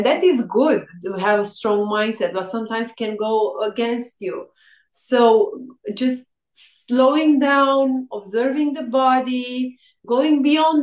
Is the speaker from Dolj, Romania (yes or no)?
no; Râmnicu Vâlcea, Vâlcea County, Romania; English is a second language; also born or lived in United Kingdom; I'm in Râmnicu Vâlcea is the name of my hometown